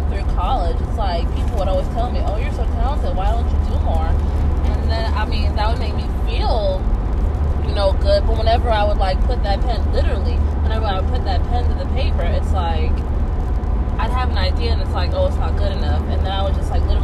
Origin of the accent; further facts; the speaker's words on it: Tulsa, Oklahoma, United States; I grew up in North Tulsa.